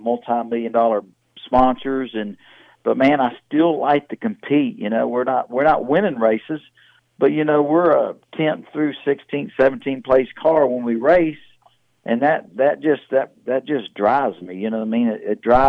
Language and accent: English; Houston, Texas, United States; growing up in Houston, Texas